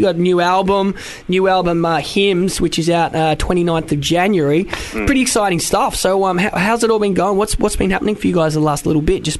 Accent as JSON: {"language": "English", "town": "Melbourne", "region": "Victoria", "country": "Australia", "moved": "as an adult", "lives_now": "London, United Kingdom", "said": "I don't know if you can tell from my accent, but you probably can, that I am from Australia."}